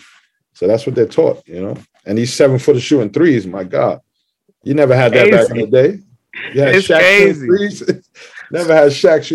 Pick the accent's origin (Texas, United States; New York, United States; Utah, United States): New York, United States; New York City; I grew up in Parkchester right here. I was there 24 years